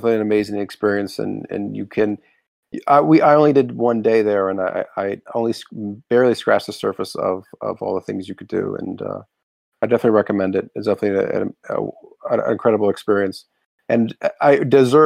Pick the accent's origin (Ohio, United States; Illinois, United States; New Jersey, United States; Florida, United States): Florida, United States; growing up in Florida, I had a lot of experiences in Disney at Universal.